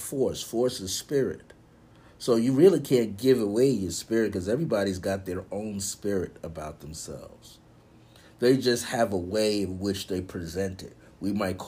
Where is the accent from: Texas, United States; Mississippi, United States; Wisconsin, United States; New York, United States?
New York, United States; I'm from New York